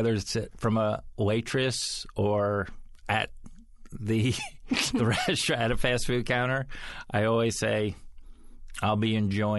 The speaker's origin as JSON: {"language": "English", "country": "United States", "tie": "born or raised there", "said": "I grew up in America. That's where I grew up."}